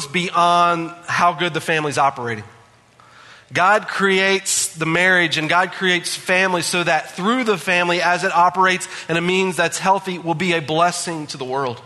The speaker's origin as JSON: {"language": "English", "region": "West Virginia", "country": "United States", "tie": "born or raised there", "said": "growing up in West Virginia"}